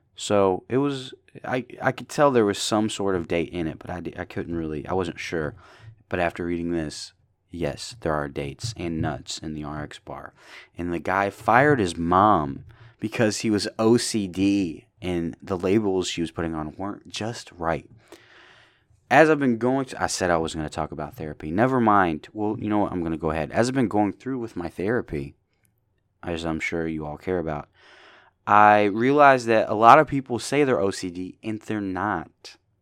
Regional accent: Indiana, United States; small town in Indiana

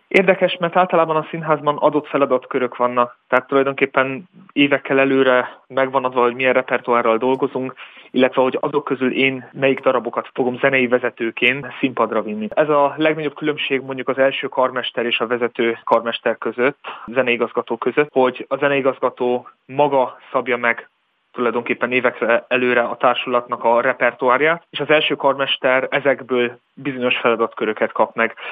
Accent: Hungary; now in Würzburg, Germany; az emberek között zenélek, akik között én tulajdonképpen felnőttem

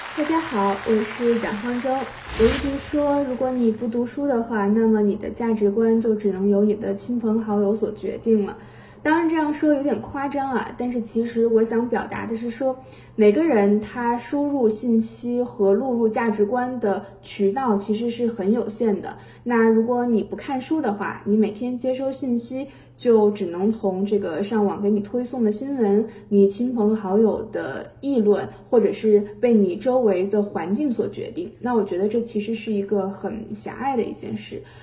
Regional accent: Henan, China; 作为一个土生土长的河南人，我想代表我们广大的河南人民欢迎您的到来

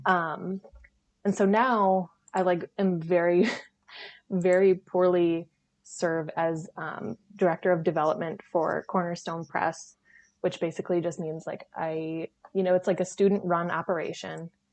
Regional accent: 30 minutes north of Green Bay, Northeast Wisconsin, United States; I grew up like 30 minutes north of Green Bay, and now like my family lives

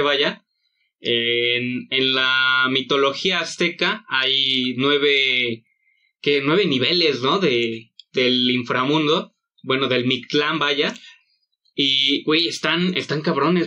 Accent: Mexico; como los mexicanos somos

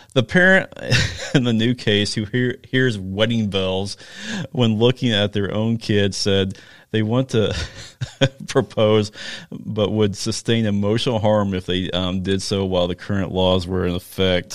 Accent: Chanute, Kansas, United States; where I grew up in Chanute

